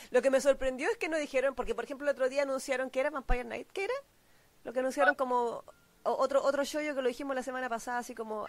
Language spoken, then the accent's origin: Spanish; Chile; yo vengo de Chile.